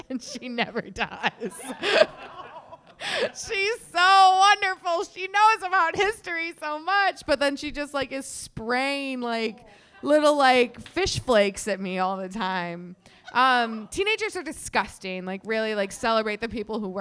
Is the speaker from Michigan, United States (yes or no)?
no; outside of Chicago, Illinois, United States; now in Chicago, United States; I grew up outside of Chicago